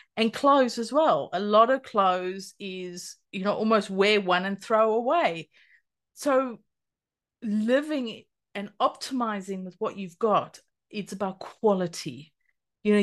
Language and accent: English; South Africa; because I grew up in South Africa, but my mother and her husband had a farm for a while